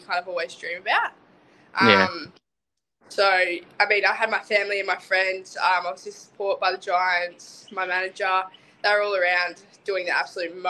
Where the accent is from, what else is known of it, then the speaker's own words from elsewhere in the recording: Gold Coast, Queensland, Australia; moved away; I'm from the Gold Coast originally